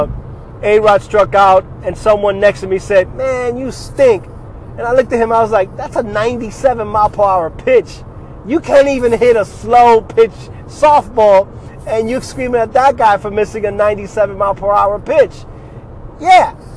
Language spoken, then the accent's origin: English; New York City, New York, United States; we grew up in the South Bronx in poverty